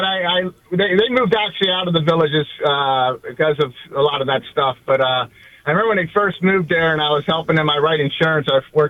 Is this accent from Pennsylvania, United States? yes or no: yes; Hershey, Pennsylvania, United States; now in Miami, United States; I'm from Miami. I'm originally from Hershey, Pennsylvania, but I've been here since 1992.